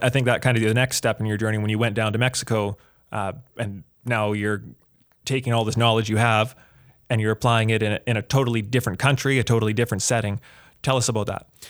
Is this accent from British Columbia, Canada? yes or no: no; Edmonton, Alberta, Canada; I am from the Edmonton area here